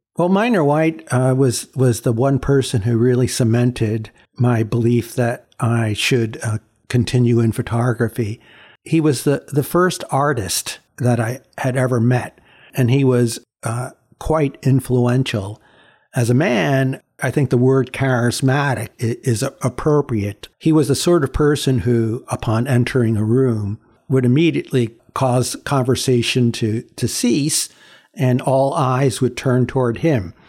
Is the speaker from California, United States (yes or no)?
no; New York City, New York, United States; first language Chinese; English is a second language; growing up in Chinatown was, um, a, a really different experience from what people typically think about growing up in New York